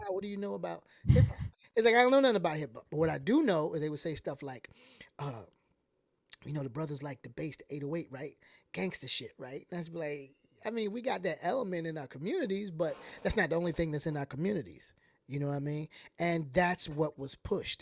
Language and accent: English; Atlanta, Georgia, United States; I'm from the South